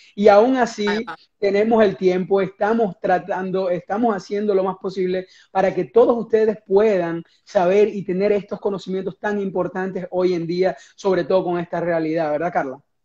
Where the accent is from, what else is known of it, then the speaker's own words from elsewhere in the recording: Venezuela; moved away as an adult; now in United States; cuando estaba en mi país de origen, que es Venezuela